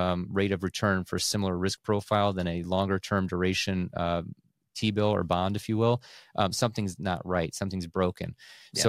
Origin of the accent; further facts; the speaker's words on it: United States; born there; You know, I was born in the States, but we have two properties over there. You know, my grandparents moved back 20 years ago.